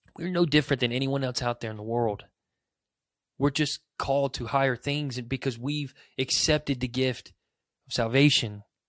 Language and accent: English; United States; as an American